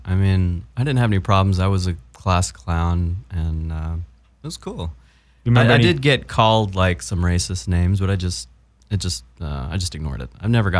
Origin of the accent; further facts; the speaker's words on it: Wise, Virginia, United States; accent: Southern; I am from the mountains of Southwest Virginia in a little town called Wise. And I will tell you that this place, I used to have an accent, like a really Southern accent.